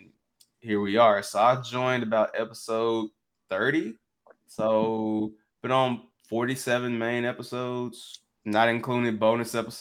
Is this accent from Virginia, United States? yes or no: no; Memphis, Tennessee, United States; also born or lived in Millington, Tennessee; I'm from Millington, like, but it's literally Millington's like 15 minutes outside of Memphis. Like, where I grew up is North Memphis